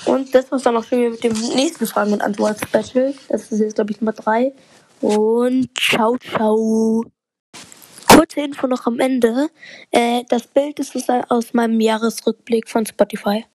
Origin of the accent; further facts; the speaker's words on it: Bavaria, Germany; ich komme aus Deutschland und in Deutschland komme ich aus Bayern